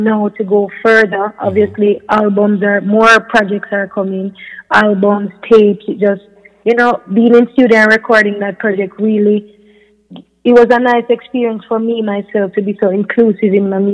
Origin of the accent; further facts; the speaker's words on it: Jamaica; I'm a Jamaican doing music